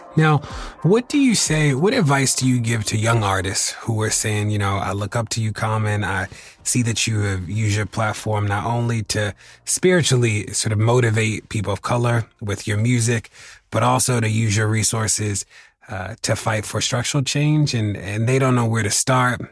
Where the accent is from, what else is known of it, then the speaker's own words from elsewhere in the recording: Baltimore, Maryland, United States; my my hometown is uh, is a great example